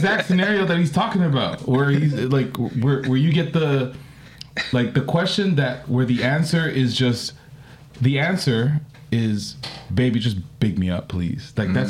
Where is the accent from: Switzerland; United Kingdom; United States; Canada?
Canada; So we're Canadian, right?